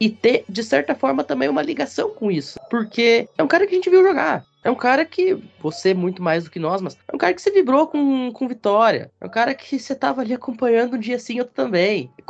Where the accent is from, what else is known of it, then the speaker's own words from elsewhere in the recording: Rio Grande do Sul, Brazil; O meu meu comentário inicial, já que tanto eu quanto o João somos gaúchos